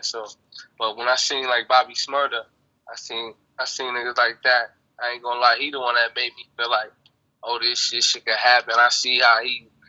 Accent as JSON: {"language": "English", "town": "New York City", "region": "New York", "country": "United States", "tie": "born or raised there", "also_born_or_lived": "Baltimore, Maryland", "said": "From Bed-Stuy, Brooklyn"}